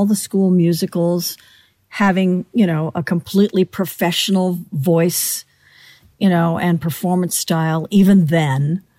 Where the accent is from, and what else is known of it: Beverly Hills, California, United States